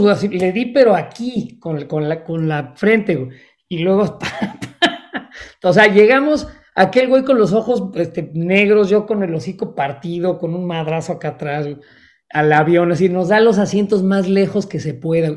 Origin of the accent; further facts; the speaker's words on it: Mexico; now in Chicago, United States; soy tan mexicano como los mexicanos que siguen en México tengo un pasaporte mexicano y soy mexicano y amo a México